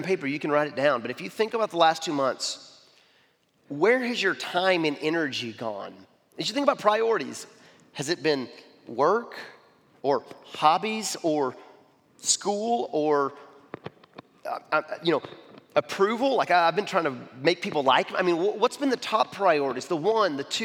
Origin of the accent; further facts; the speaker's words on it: Arkansas, United States; I'm from Arkansas